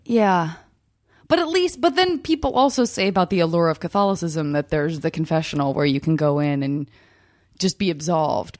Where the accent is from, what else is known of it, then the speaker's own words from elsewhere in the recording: Arizona, United States; I'm from Arizona